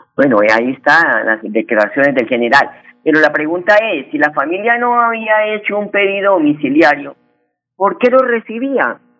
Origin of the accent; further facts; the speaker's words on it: Huila, Colombia; en el departamento de Huila, mi tierra